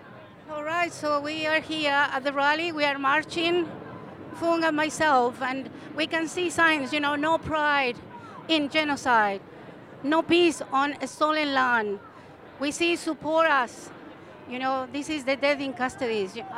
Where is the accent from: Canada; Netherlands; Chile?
Chile; now in Australia; I'm from Mapuche.